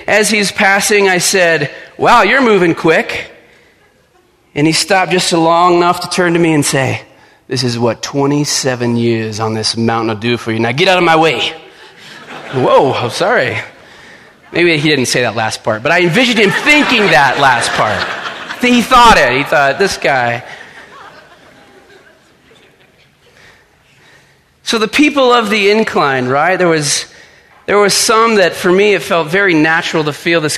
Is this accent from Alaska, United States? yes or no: no; Littleton, Colorado, United States; moved away as an adult; I grew up in Littleton